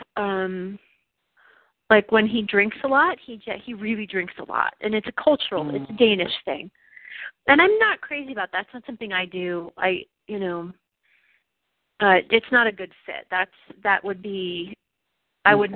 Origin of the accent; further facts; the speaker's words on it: United States; we're American